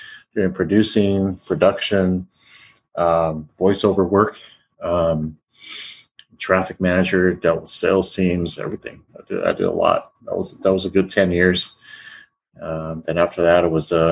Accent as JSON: {"language": "English", "town": "Pico Rivera", "region": "California", "country": "United States", "tie": "born or raised there", "said": "California boy, born and raised in California. Grew up in Pico Rivera, California"}